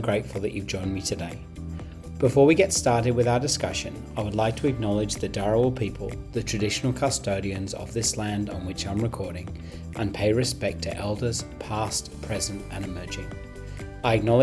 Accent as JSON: {"language": "English", "region": "England", "country": "United Kingdom", "said": "I'm English"}